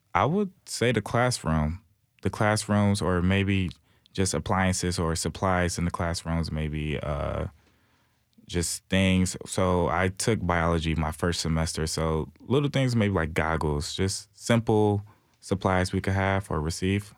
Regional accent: Detroit, Michigan, United States; moved away as an adult; now in Nashville, United States; I'm from Detroit, Michigan

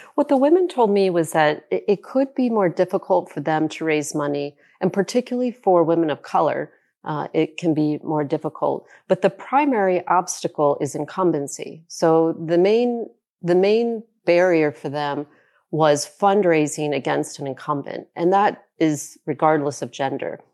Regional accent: South Carolina, United States; my home state of South Carolina

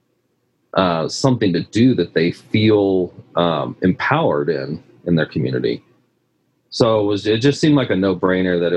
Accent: Midwest, United States; moved away as an adult; also born or lived in California; we're both from the Midwest

